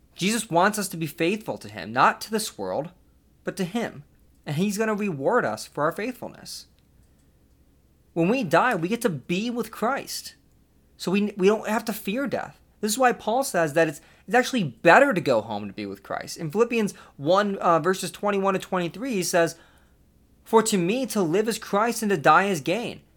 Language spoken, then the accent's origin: English; Buffalo, New York, United States; I lived on the other side of the state at the time, in, in Buffalo